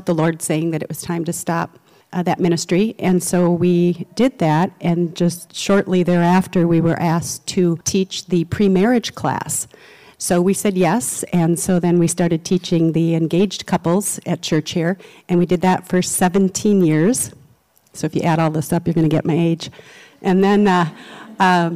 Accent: Edina, Minnesota, United States; also born or lived in Netherlands; I grew up in Edina, so that's where I spent most of my life

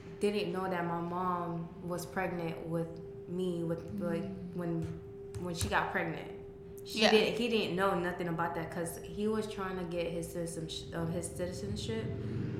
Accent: Naples, Florida, United States; also born or lived in Miami, Florida; I was born in Miami, but okay. raised in Naples.

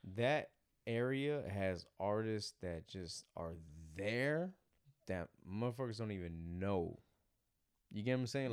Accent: Monterey County, Bay Area, California, United States; moved away; also born or lived in the South (US); I'm coming from Cali, I'm coming from Bay Area, I'm coming from, like, Monterey County type

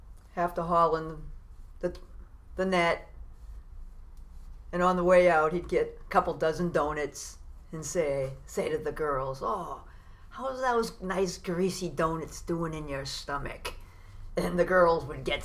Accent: Beverly, Massachusetts, United States; also born or lived in Salem; I was born in Salem, but lived in Beverly most of my life.

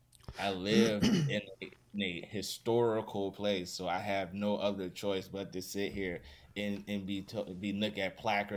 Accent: Richmond, Virginia, United States; I grew up in Virginia and riding up one street, which was called Monument Avenue

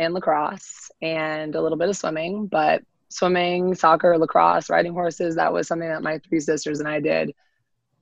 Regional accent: Avon, Connecticut, United States; I am from Connecticut. Avon, Connecticut, little town.

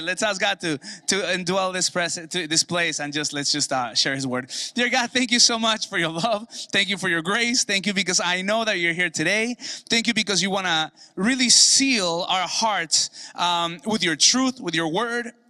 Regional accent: Mexico; moved away; Cousins that I grew up with in Mexico

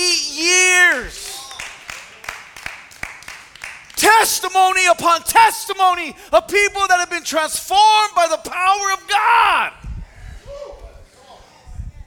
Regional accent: California, United States; moved away; I'm from California, everybody. I don't know what winter is. We have a year-round summer.

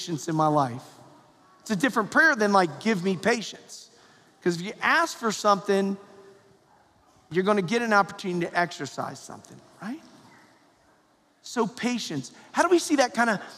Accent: Perrysburg, Ohio, United States; growing up in Perrysburg, Ohio

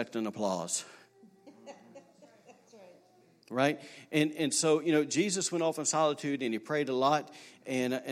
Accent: Alabama, United States; now in Rockport, Maine, United States; I'm from Alabama. I'm from a straight redneck state

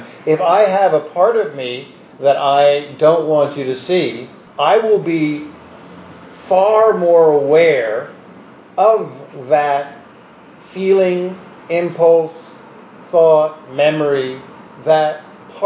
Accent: New York City, New York, United States; as a New Yorker

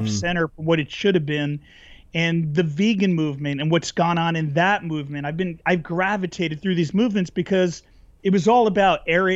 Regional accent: New Jersey, United States; now in California, United States; I grew up in New Jersey

